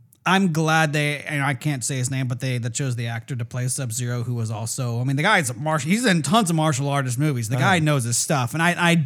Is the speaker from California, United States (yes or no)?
yes; California, United States; Come from California